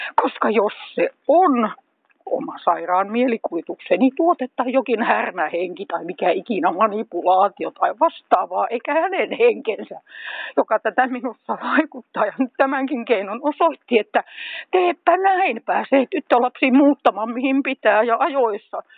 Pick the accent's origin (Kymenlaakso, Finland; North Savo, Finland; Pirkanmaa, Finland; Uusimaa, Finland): Pirkanmaa, Finland; Tampere; moved away as an adult; now in Hämeenlinna, Finland; Olen itse syntyisin Tampereelta.